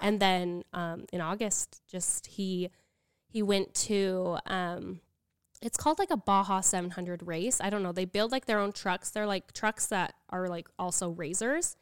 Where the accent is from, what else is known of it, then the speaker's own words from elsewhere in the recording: Utah, United States; also born or lived in Arizona; I grew up in Utah, but when I was married, I lived in Arizona.